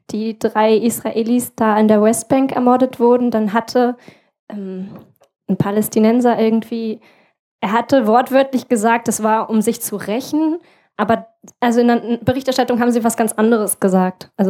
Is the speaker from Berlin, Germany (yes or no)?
yes; Berlin, Germany; now in Rostock, Germany; Naja, ich komme ja ursprünglich auch aus Berlin, so, also da ist es auch wirklich, da kann ich mich nur anschließen.